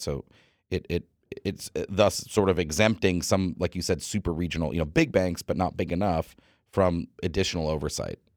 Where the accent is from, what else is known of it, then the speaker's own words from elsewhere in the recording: United States; as an American